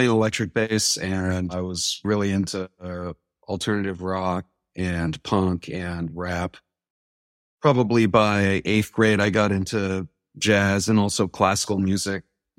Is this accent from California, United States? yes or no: yes; Berkeley, California, United States; I'm from Berkeley, California.